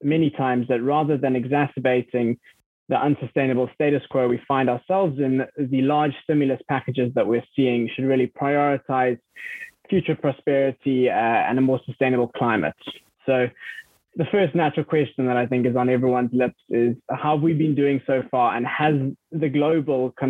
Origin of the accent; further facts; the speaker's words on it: South Africa; I'm from South Africa